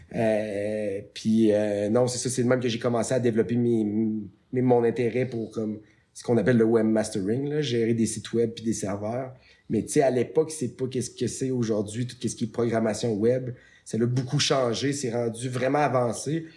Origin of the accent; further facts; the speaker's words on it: Canada; je venais du Canada